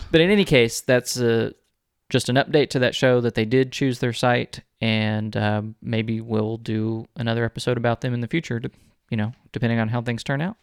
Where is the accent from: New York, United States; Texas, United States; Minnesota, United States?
Texas, United States; Texas City; I was born and raised in the city that bears the name of the state